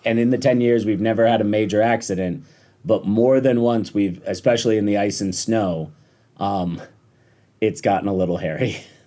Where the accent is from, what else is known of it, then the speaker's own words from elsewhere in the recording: Rochester, New York, United States; also born or lived in Washington, D.C.; I grew up in Rochester, New York, went to school for politics, moved to D C, and worked on Capitol Hill